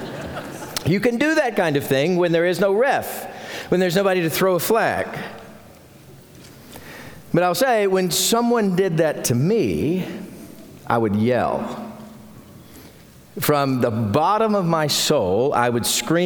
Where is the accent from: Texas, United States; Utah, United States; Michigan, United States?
Texas, United States; Carrizo Springs; When I was a kid growing up in Carrizo Springs